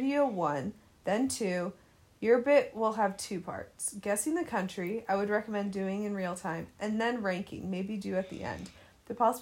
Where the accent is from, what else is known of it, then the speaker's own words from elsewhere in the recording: United States; I'm American